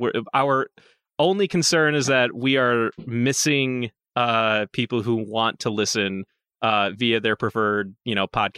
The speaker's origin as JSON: {"language": "English", "country": "Germany", "second_language": "English", "said": "I'm from Germany. A credit card here actually isn't the default form of payment as it is in the U.S."}